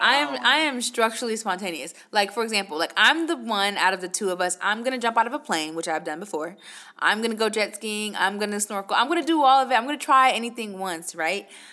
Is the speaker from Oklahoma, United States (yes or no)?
no; New York, United States; moved away; I'm originally from New York